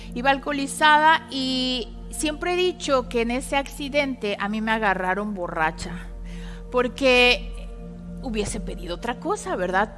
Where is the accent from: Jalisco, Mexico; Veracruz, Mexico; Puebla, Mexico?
Puebla, Mexico